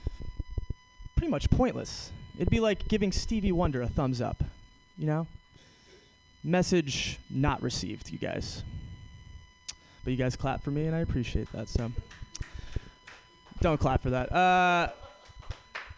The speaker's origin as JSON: {"language": "English", "town": "New York City", "region": "New York", "country": "United States", "said": "I'm from New York City"}